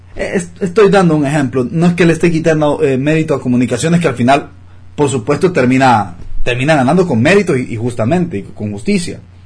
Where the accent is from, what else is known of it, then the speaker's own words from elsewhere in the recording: Honduras; como hondureños